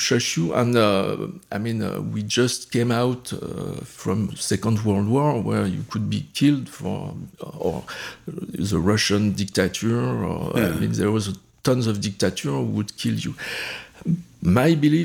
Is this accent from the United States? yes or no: no; France; moved away; I grew up in France.